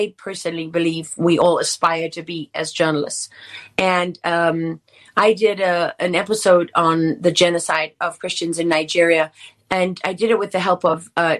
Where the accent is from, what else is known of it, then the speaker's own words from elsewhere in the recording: South Africa; I am South African.